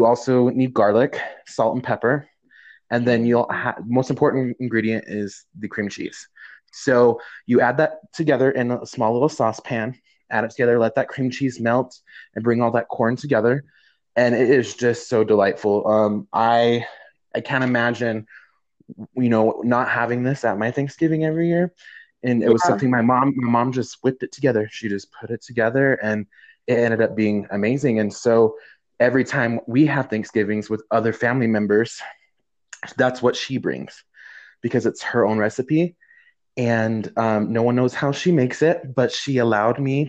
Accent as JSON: {"language": "English", "region": "New Mexico", "country": "United States", "tie": "born or raised there", "said": "right here in New Mexico in my home state."}